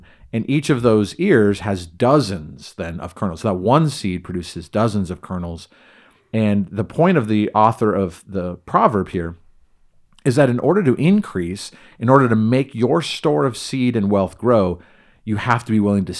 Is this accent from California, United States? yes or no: yes; California, United States; now in Idaho, United States; very different from where I grew up in Southern California, in concrete jungle, subdivisionville, everything.